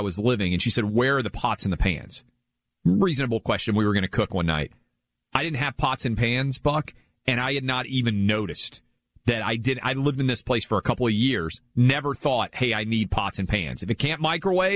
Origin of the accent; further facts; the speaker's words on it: Nashville, Tennessee, United States; born and raised in the Nashville area of Tennessee